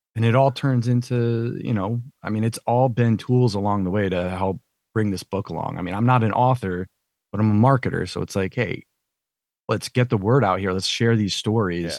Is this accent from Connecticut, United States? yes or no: yes; Thomaston, Connecticut, United States; moved away as an adult; also born or lived in North Carolina; when I grew up in Connecticut